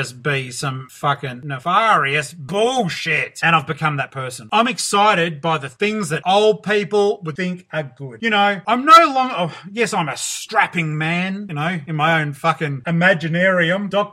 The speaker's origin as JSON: {"language": "English", "town": "Geelong", "region": "Victoria", "country": "Australia", "said": "I'm from Geelong, Victoria, Australia"}